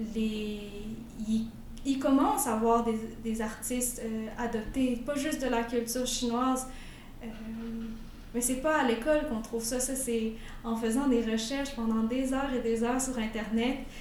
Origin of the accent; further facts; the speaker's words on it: Quebec City, Quebec, Canada; j'ai grandi à Québec